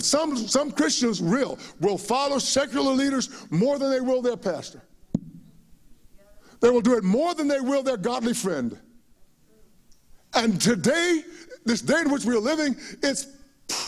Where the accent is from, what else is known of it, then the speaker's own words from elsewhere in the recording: United States; We were so proud to be Americans